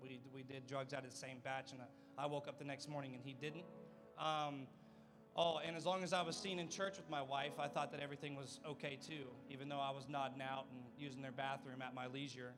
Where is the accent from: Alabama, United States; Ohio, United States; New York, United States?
Ohio, United States; moved away as an adult; I'm from Ohio. I came down here, I don't know, I think May would be 2 years